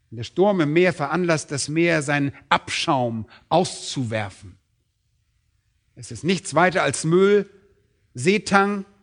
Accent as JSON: {"language": "German", "region": "Berlin", "country": "Germany", "said": "Und als Berliner sind wir nicht gerade so landwirtschaftlich geprägt."}